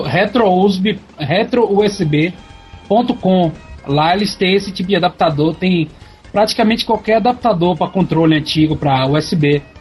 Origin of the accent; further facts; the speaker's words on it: Brazil; o nosso sotaque daqui